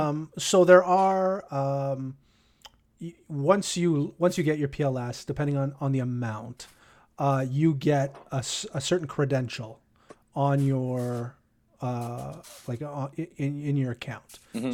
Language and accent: English; Canada; I'd like to go over the countries that are restricted, because you know, being a Canadian.